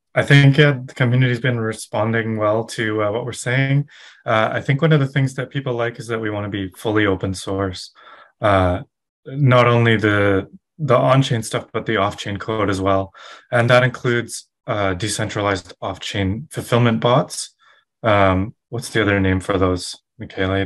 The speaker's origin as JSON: {"language": "English", "region": "west coast of Canada", "country": "Canada", "said": "I'm also from Canada, mm-hmm. uh, west coast of Canada."}